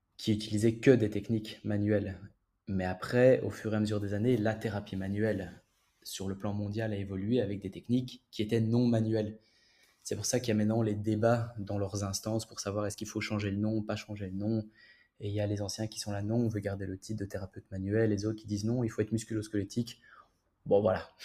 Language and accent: French; Belgium; moved away as an adult; now in Paris, France; je viens de Belgique, mais je travaille à Paris